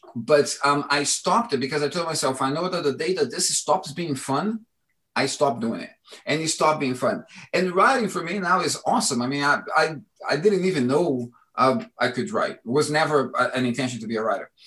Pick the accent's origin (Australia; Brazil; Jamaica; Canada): Brazil; Brasília, Federal District; now in London, United Kingdom; my childhood in Brazil